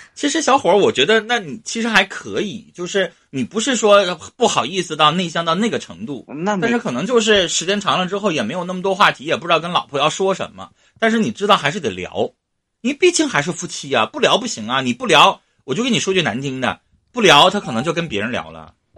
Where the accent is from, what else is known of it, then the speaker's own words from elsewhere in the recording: Northeast China, China; accent: Northeastern Mandarin; 我们东北话